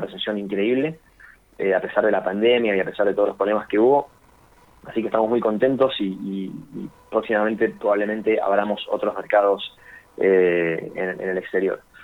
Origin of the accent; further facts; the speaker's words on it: Buenos Aires, Argentina; nosotros somos de Capital Federal